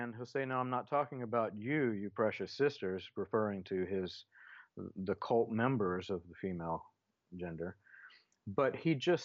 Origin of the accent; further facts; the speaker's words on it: the South, United States; I grew up, a large part of my life, I grew up in the South.